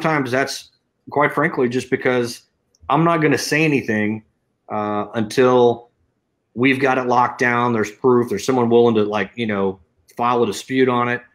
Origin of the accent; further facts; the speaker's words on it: Texas, United States; I'm from Texas